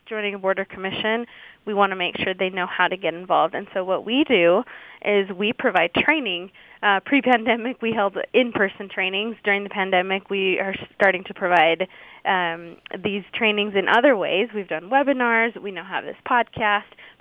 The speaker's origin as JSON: {"language": "English", "town": "Riverdale", "region": "Utah", "country": "United States", "tie": "born or raised there", "said": "I grew up in Riverdale in Weber County"}